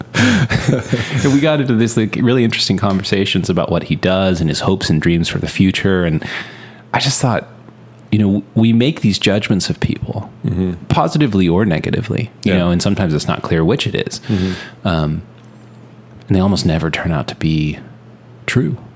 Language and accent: English; Texas, United States; we're from Texas